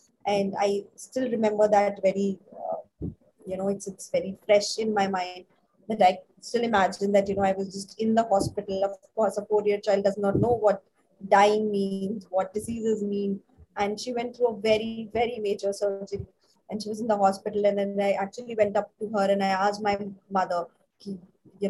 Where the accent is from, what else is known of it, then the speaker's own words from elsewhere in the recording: Delhi, India; moved away as an adult; also born or lived in Hyderabad / Chennai / Bangalore / Mumbai; now in Gurgaon, India; So I was born in Delhi. It was my whole childhood schooling was done in Delhi